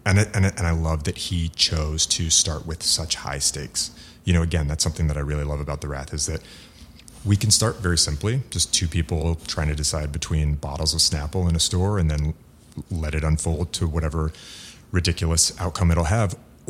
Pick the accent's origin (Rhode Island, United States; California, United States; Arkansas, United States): California, United States; San Diego; born there; And I happen to love San Francisco, and I was born in San Diego, like the son of European immigrants.